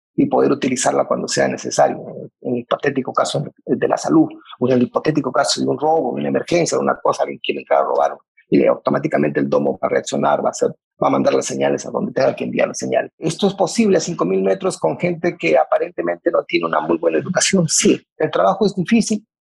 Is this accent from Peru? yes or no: yes; Peru; como peruanos